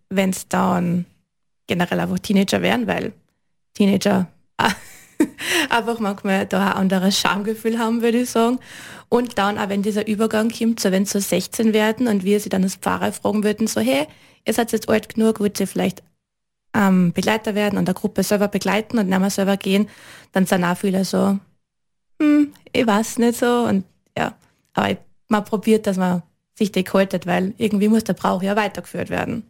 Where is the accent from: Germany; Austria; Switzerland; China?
Austria; Liezen, Styria; ich bin aus Liezen, bin Volksschullehrerin